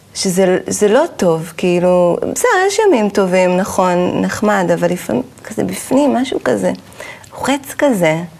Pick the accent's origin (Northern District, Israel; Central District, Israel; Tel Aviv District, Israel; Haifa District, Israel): Haifa District, Israel; Caesarea; אני גדלתי בקיסריה